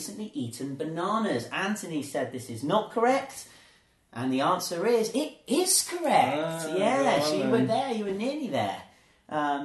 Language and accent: English; England, United Kingdom; now in Zhuhai, China; I was born in England too